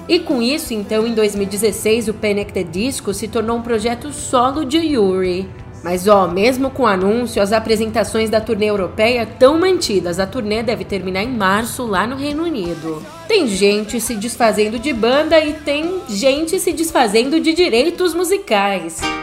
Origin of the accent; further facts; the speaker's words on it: São Paulo, Brazil; minha terra da garoa está completando 469 anos